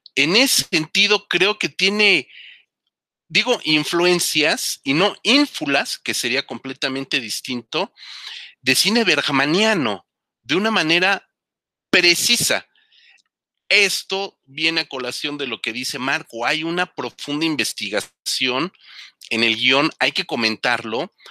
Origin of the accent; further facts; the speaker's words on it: Mexico; nosotros como mexicanos aquí viviendo en, la ciudad más grande del mundo